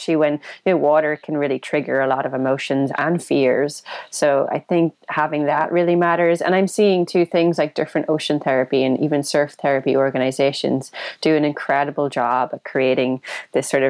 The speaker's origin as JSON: {"language": "English", "country": "Ireland", "said": "white scrawny kid from Ireland"}